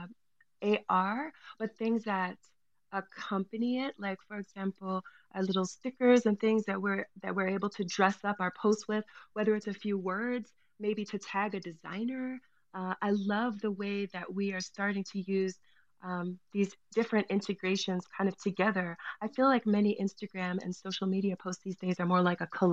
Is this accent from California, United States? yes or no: yes; Los Angeles, California, United States; I'm from Los Angeles